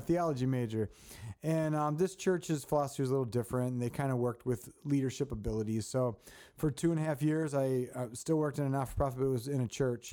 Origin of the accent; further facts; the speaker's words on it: Baltimore, Maryland, United States; moved away; I grew up in Baltimore